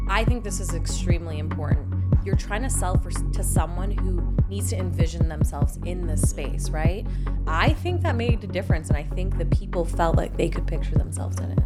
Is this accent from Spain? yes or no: yes; Spain; now in United States; I was born in Spain